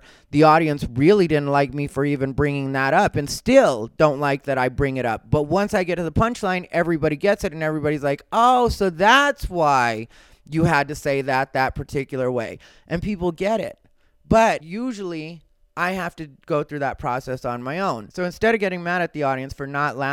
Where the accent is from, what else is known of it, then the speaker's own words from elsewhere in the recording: Arizona, United States; Growing up in Arizona, that's what happens. I grew up right next to a Pima reservation, Sacaton.